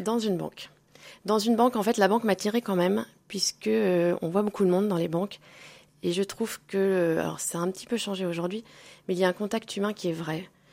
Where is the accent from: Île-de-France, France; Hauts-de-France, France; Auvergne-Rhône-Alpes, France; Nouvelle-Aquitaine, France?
Auvergne-Rhône-Alpes, France; Moulins; also born or lived in Clermont-Ferrand / Nancy; nous sommes allés habiter à Moulins où j'ai fait toute ma scolarité. Mhm. Moulins dans l'Aillé.